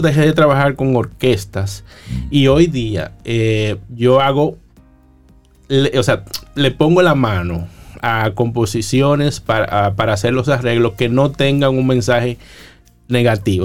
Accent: La Romana, Dominican Republic; moved away as an adult; also born or lived in Boston, United States / Santo Domingo, Dominican Republic; mis compañeros de bachillerato llegaban al colegio a hablar de sus andanzas en las calles de la Romana, yo eh, ya estaba produciendo los jingles de las emisoras de mi pueblo

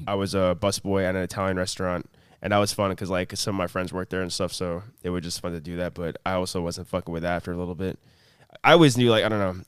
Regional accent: Long Island, New York, United States; also born or lived in Plainview, New York; born and raised in Long Island, moved around Long Island my whole life

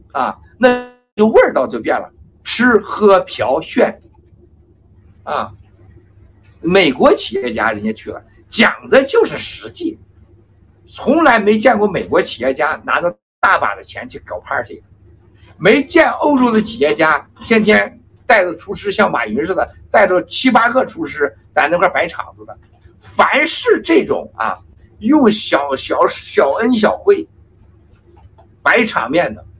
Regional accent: China; 我们中国人的聪明

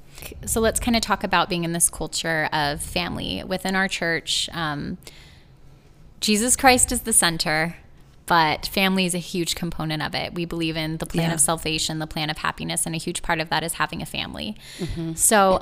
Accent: Los Angeles, California, United States; my perspective, I grew up in Los Angeles area, and there weren't a lot of members of my faith at all.

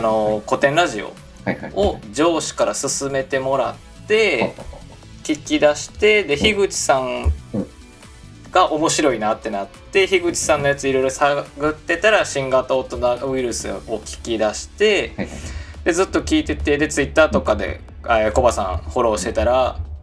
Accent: Kansai, Japan; accent: Kansai-ben; 関西弁とか出ちゃう

